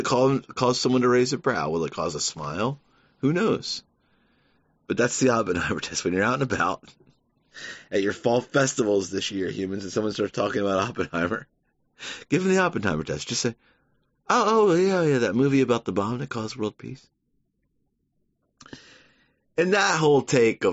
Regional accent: Savannah, Georgia, United States; moved away; growing up in Savannah

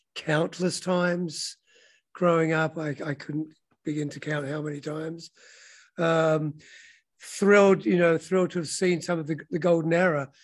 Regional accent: London, United Kingdom; now in United States; Well, I'm from London. Um, I grew up in Wembley.

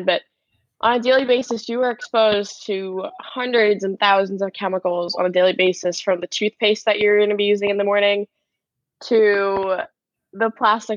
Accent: Suffolk County, New York, United States; I'm from Suffolk County, New York

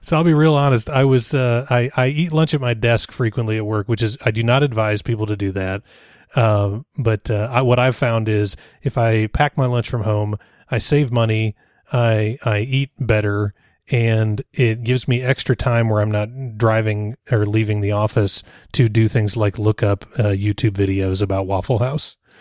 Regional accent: Rogers, Arkansas, United States; Rogers is my hometown

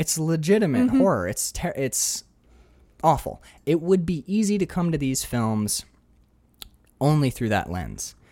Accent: Upper Peninsula of Michigan, United States; I'm from the Michigan? UP.

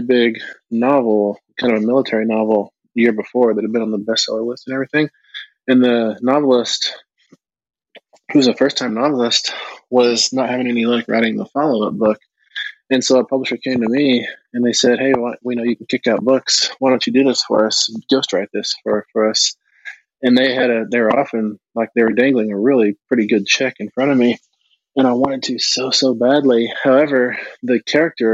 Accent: United States; being American Indian

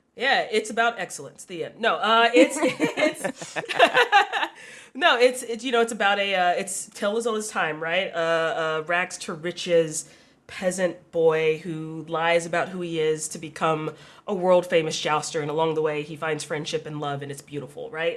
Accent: the South, United States; I grew up in the South

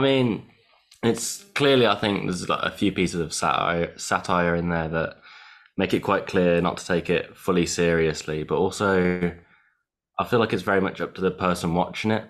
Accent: Italy; now in United Kingdom; I grew up in Italy, uh, where food is almost like like the the meaning for everything

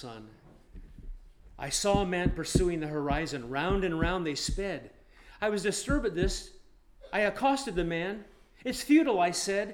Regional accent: Nebraska, United States; moved away; I grew up in Nebraska and we were bored inside as kids

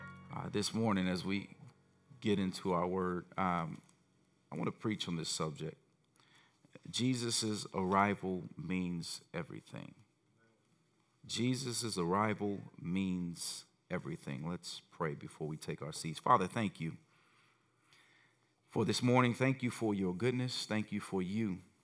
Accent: Gary, Indiana, United States; growing up in Gary, we only saw the Chicago channels

